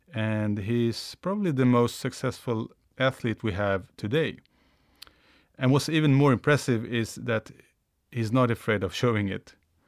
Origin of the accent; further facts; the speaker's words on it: Sweden; accent: Swedish; English is a second language; my Swedish accent